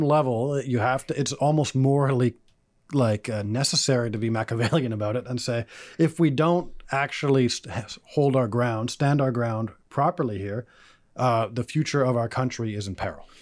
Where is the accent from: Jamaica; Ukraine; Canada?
Canada; I'm also Canadian